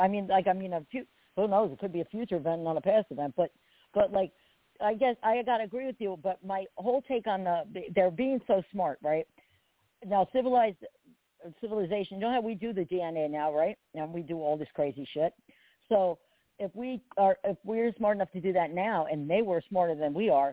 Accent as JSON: {"language": "English", "region": "New Jersey", "country": "United States", "moved": "yes", "said": "I'm from Jersey."}